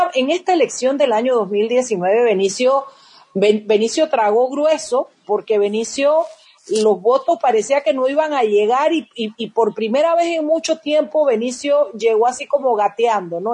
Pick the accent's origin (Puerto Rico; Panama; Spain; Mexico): Panama; somos los panameños